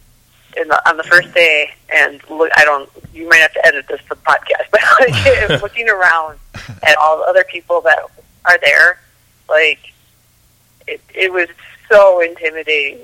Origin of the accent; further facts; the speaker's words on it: Wisconsin, United States; born and raised in Wisconsin